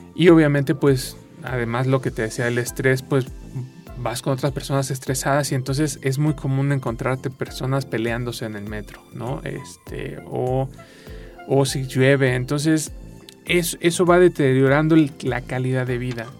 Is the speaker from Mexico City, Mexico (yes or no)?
yes; Mexico City, Mexico; moved away; also born or lived in San Luis Potosí; yo que, que nací en la Ciudad de México y viví mucho tiempo en la Ciudad de México